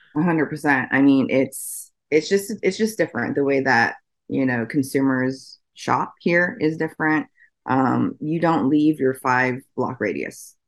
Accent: Oregon, United States; also born or lived in Washington State; I'm from the Pacific Northwest. I grew up in Oregon

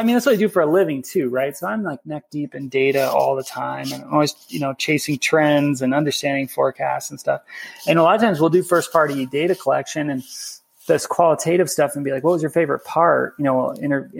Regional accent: Midwest, United States; a little Grom growing up in the Midwest, skiing after school

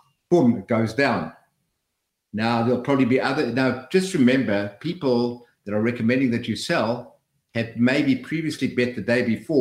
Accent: South Africa; moved away; when I came from South Africa

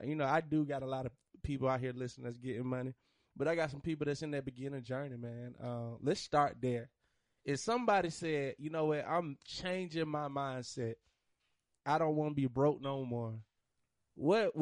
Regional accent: Monroe, United States; I'm from Monroe

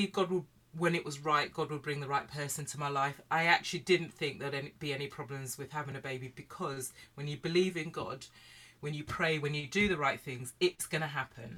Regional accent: United Kingdom; So I grew up, I'm black British from a Caribbean family.

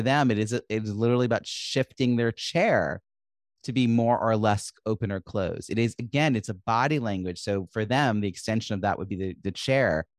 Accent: New York, United States; I'm raised New Yorker

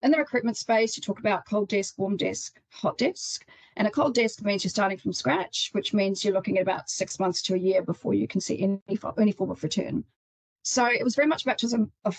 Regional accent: New Zealand; moved away as an adult; also born or lived in United Kingdom; now in Australia; I'm from New Zealand originally, and I've been in Australia for about 7 years

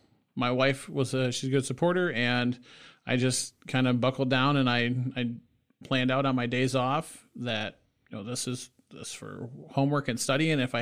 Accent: Battle Creek, Michigan, United States; now in Lansing, United States; So I'm originally from Battle Creek, Michigan. I moved up here to Lansing probably about 6 years ago.

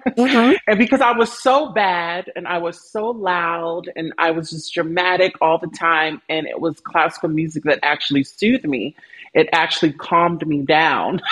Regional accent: Baltimore, Maryland, United States; moved away as an adult; also born or lived in California; I grew up in Baltimore

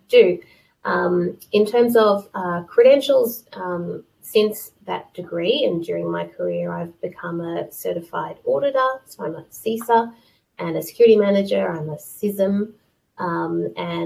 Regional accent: Australia; moved away as an adult; now in United Kingdom; I am Australian, even though I do live in the UK most of the time

